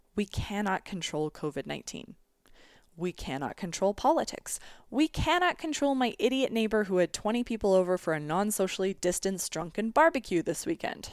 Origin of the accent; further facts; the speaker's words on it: Canada; as a Canadian